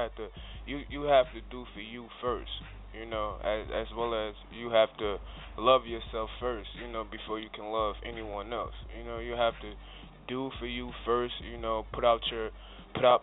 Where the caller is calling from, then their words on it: New Jersey, United States; I'm calling from Jersey.